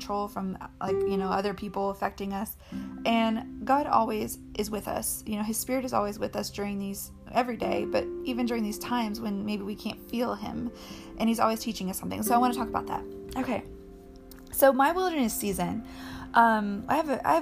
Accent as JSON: {"language": "English", "region": "Colorado", "country": "United States", "tie": "born or raised there", "said": "I grew up in Colorado, so like I spent all my time as a kid outside climbing rocks"}